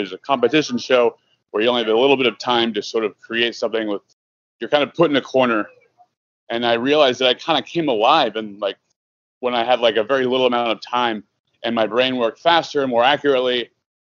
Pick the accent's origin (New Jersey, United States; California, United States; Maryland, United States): California, United States; Southern; now in Chicago, United States; I'm from Southern California.